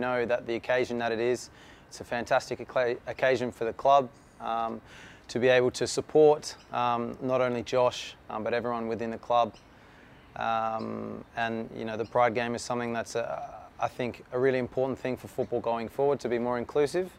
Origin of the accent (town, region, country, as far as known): Adelaide, South Australia, Australia; born or raised there